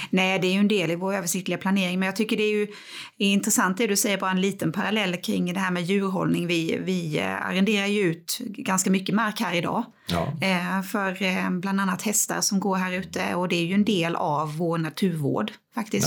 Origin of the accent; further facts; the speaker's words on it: Växjö, Kronoberg County, Sweden; Jag är upp, född och uppvuxen på norra Teleborg